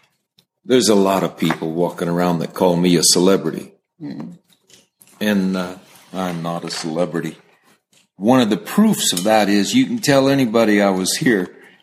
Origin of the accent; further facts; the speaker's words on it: California, United States; I'm a cowboy from California